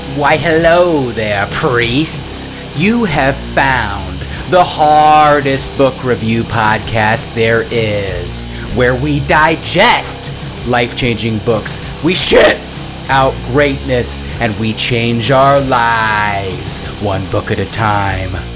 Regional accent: United States; I'm American.

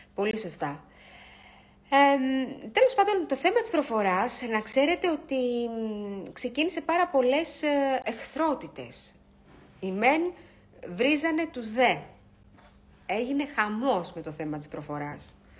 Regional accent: Greece; είμαστε Έλληνες, έχουμε έναν πολύ αρχαίο πολιτισμό

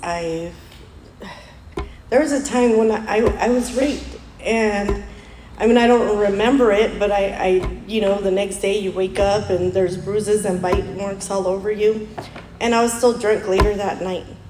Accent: Mexico; us Mexicans

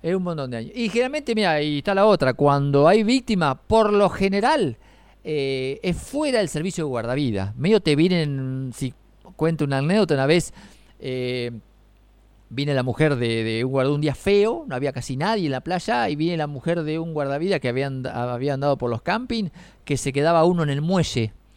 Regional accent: Quequén, Buenos Aires Province, Argentina; moved away as an adult; now in Necochea, Argentina; Yo fui toda la vida y me crié en Quequén, pero cuando, bueno, ya tengo más años de casado, cuando me casé me vine para acá

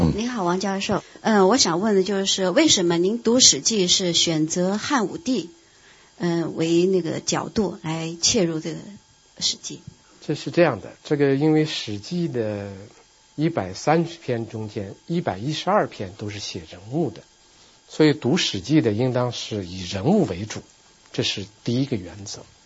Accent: China; 我们作为一个中国人，我们作为一个中国的当代人

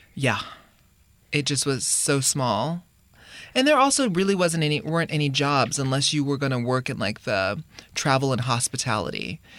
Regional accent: Hawaii, United States; moved away as an adult; we, we grew up in Hawaii

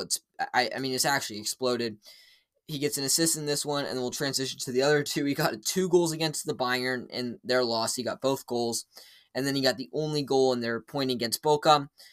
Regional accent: United States; as an American

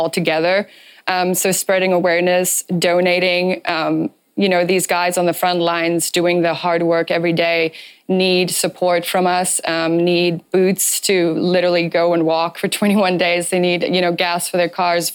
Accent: Namibia; moved away; I'm also from Namibia. My parents still live there

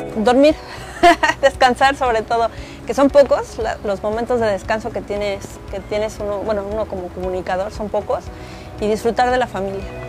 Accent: Mexico City, Mexico; moved away as an adult; now in Quintana Roo, Mexico; soy originaria de la Ciudad de México, pero desde hace casi quince años vivo en Quintana Roo

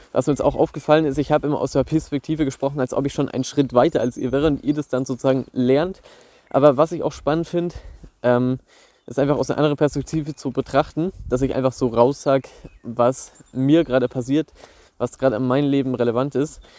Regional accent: Bavaria, Germany; Bei uns in Bayern ist es so, dass du auch noch ein Praktikum machen musst in der FOS.

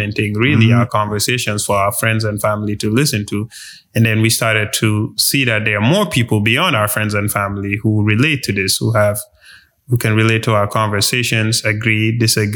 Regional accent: Gambia; moved away as an adult; now in United States; I grew up in Gambia, you know, and then came to the US later down for college and spent my adult life here in the US

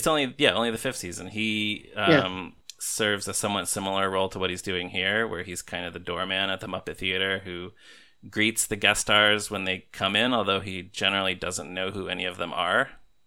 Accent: Texas, United States; growing up in Texas

